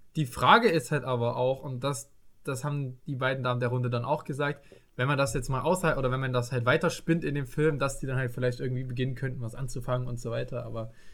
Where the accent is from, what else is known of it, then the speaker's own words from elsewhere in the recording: East Germany, Germany; bei uns im Osten